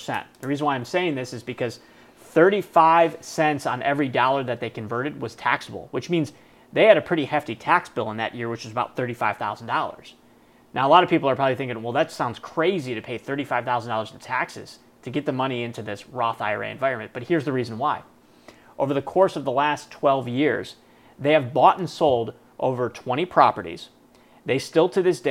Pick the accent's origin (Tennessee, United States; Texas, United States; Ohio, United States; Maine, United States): Ohio, United States; Cleveland; I'm from Cleveland